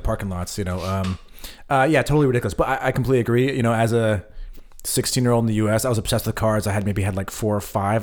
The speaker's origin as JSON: {"language": "English", "country": "United States", "tie": "born or raised there", "moved": "as an adult", "lives_now": "Germany", "said": "America is my home. Um, I am an American still"}